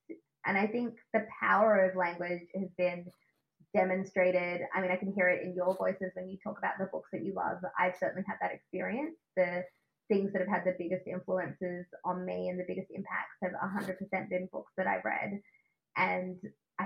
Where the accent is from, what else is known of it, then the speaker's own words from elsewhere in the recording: Australia; accent: Australian; my Australian accent